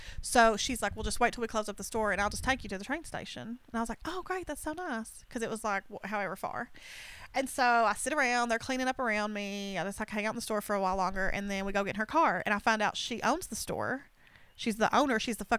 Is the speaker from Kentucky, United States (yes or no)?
yes; Kentucky, United States; where I come from, like we, you know, it grows wild. And people, she's like, where are you from? And I said, Kentucky.